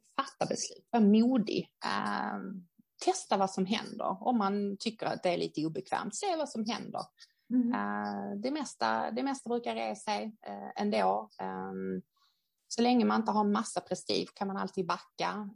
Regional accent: Sweden; vi som svenskar

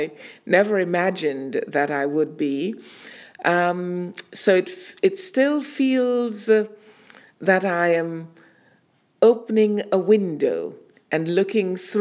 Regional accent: Montego Bay, Saint James, Jamaica; moved away as an adult; now in United Kingdom; I was lucky to have been born and brought up in Montego Bay, Jamaica, and spent my formative years there.

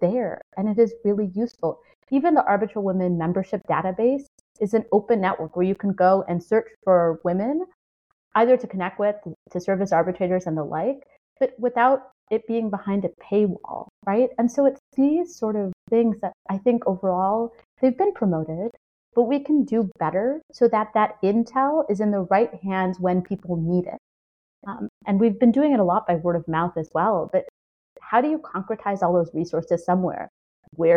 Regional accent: Chicago, Illinois, United States; I grew up in Chicago, which is the blues capital, a blues capital.

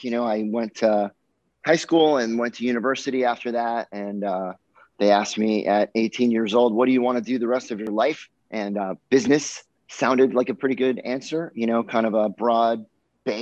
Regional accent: Miami, Florida, United States; growing up in Miami, my summer job was always teaching sailing on Hobie Cats

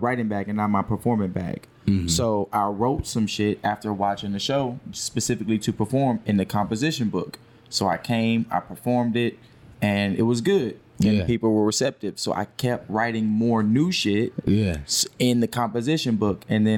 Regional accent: Houston, Texas, United States; I'm from here. I'm from Houston

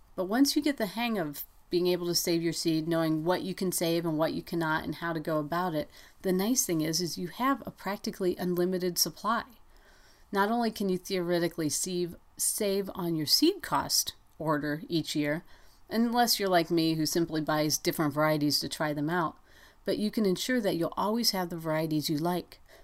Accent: Ohio, United States; now in Montana, United States; when I was growing up in Ohio

